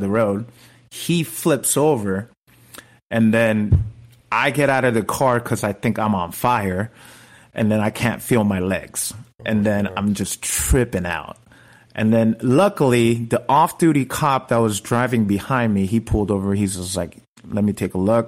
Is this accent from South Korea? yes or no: yes; South Korea; now in Los Angeles, United States; I was this kid from Korea